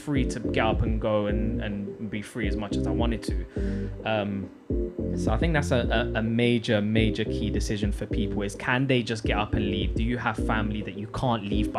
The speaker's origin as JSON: {"language": "English", "region": "London", "country": "United Kingdom", "tie": "born or raised there", "also_born_or_lived": "Morocco", "moved": "as an adult", "lives_now": "Jamaica", "said": "I was born in Morocco. I moved to London."}